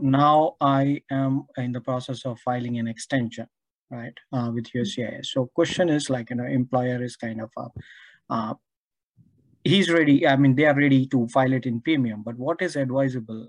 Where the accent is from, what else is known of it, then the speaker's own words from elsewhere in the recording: India; moved away; also born or lived in Sweden; I'm an Indian citizen, but I'm about to get uh, Swedish citizen now